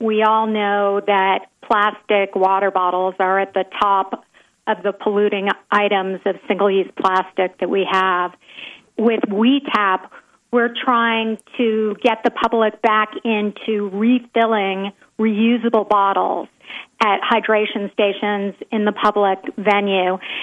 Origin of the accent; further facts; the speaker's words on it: Nashville, Tennessee, United States; also born or lived in Pacific Palisades, California; I split my time between Nashville, my hometown, and Pacific Palisades, California, for the past 30 years